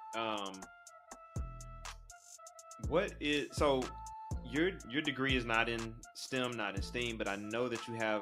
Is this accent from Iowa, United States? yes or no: no; Atlanta, Georgia, United States; I grew up in Atlanta